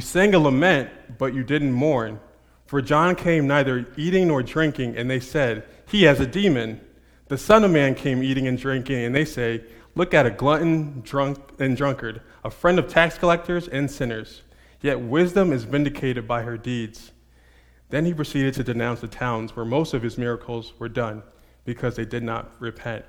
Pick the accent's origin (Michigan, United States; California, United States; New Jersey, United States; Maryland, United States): New Jersey, United States; Montclair; moved away; I'm actually from Jersey. I'm not quite Princeton, but Montclair, New Jersey.